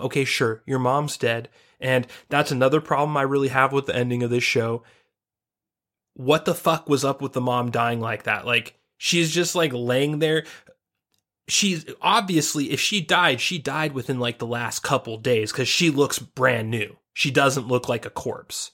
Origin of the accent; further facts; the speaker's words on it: United States; We grew up in the United States of America